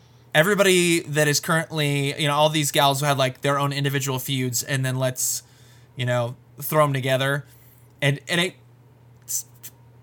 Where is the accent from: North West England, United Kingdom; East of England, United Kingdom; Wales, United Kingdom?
Wales, United Kingdom; Welsh; being a Welsh guy